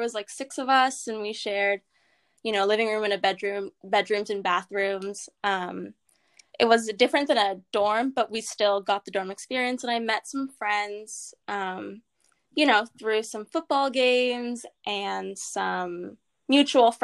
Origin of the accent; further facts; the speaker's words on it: Los Angeles, California, United States; I'm from Los Angeles, and so about 10 miles away from USC, so I stayed close to home